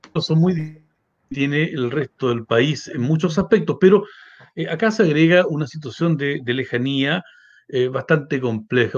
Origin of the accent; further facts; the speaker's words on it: Valdivia, Los Ríos, Chile; moved away as an adult; now in Aysén Region, Chile; yo soy oriundo de Valdivia en estricto rigor, Llegué el año 99 a hacer mi práctica profesional